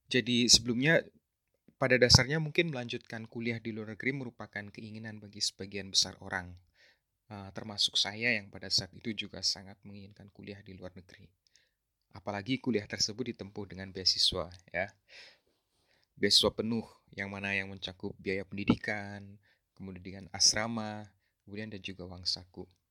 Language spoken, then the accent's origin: Indonesian; Banyumas, Central Java, Indonesia; now in Xiamen, China; Saya lahir dan besar di Banyumas, Jawa Tengah.